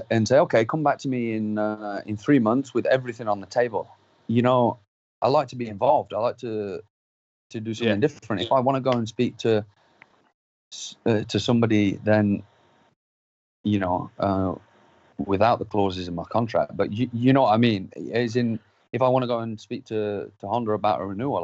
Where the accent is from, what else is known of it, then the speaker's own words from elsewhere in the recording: United Kingdom; I'm not a British rider that is just any random rider.